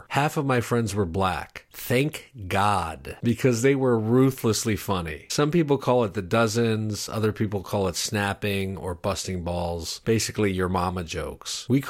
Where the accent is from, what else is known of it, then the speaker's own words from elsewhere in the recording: Schenectady, New York, United States; born there; I was born in 1971 in Schenectady, New York.